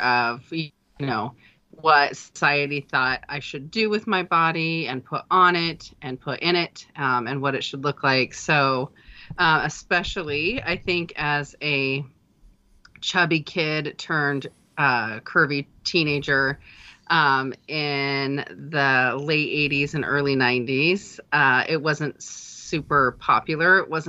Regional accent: Idaho, United States; I did. Born and raised here.

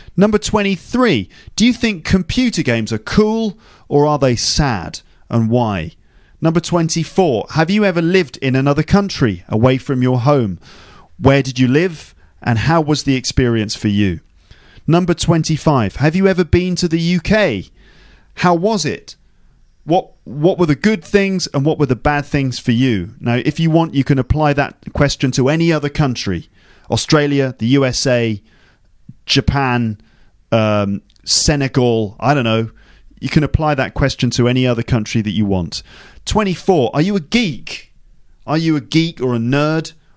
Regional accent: England, United Kingdom; I'm too white, I'm too English

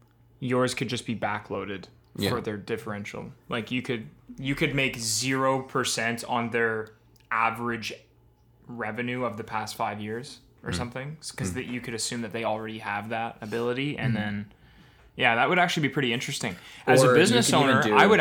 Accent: Etobicoke, Ontario, Canada; Hey, guys. I'm from Etobicoke, Ontario.

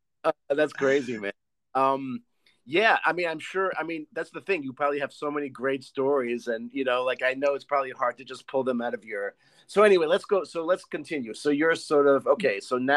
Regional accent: Israel; moved away; You know, I grew up in Israel

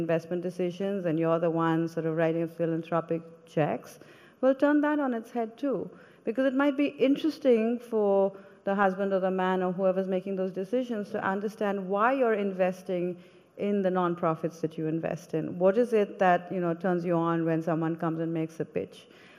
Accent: India; When I came from India, I wasn't a woman of color. Everybody looked like me, right?

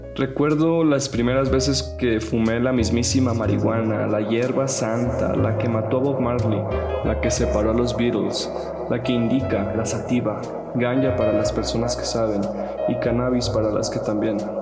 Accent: Sonora, Mexico; Como hombre sonorense, norteño

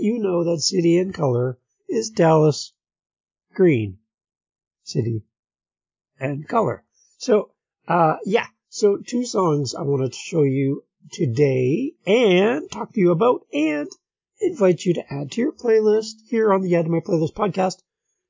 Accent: St. Catharines, Ontario, Canada; my hometown, St. Catharines, Ontario, Canada

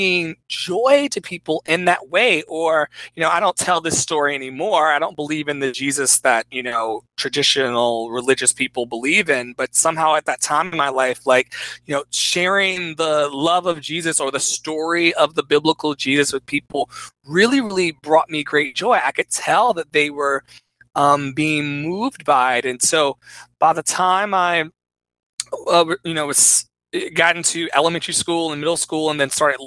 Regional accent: Richmond, Virginia, United States; I was always in Second Baptist Church on East Pilkington Street in Richmond, Virginia

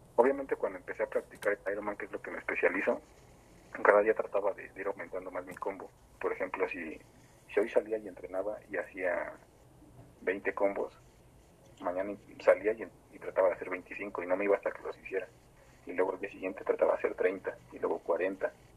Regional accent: State of Mexico, Mexico; soy este, un freestyler del Estado de México

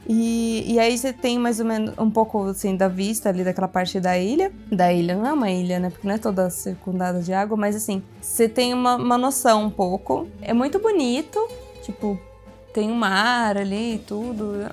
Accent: Brazil; now in Italy; a gente é brasileiro

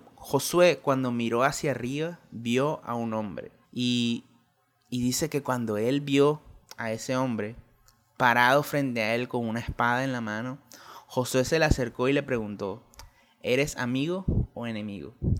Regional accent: Colombia; en mi país Colombia

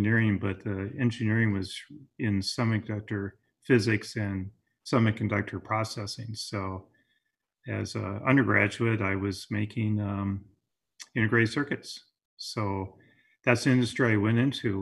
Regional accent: Wisconsin, United States; moved away as an adult; now in California, United States; I grew up in Wisconsin and I was there through my undergraduate

